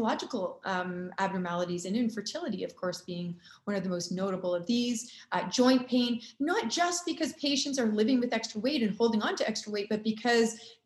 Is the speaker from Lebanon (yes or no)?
no; Canada; also born or lived in Chicago, United States / Durham, United States; I'm from Canada